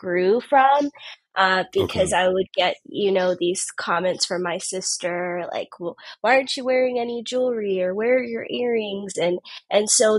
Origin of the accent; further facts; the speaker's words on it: Tampa, Florida, United States; I was born and raised in Tampa, Florida